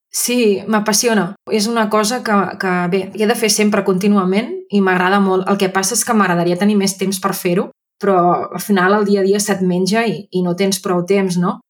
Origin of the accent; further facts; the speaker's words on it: Súria, Catalonia, Spain; moved away as an adult; now in Manresa, Spain; sóc de Súria, els mm -hmm. meus pares viuen a Súria i sóc de Súria tota la vida